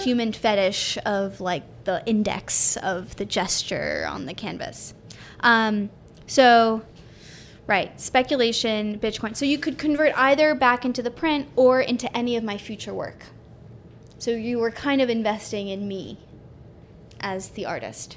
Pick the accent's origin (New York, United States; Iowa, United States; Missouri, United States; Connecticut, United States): New York, United States; New York City; I grew up in New York City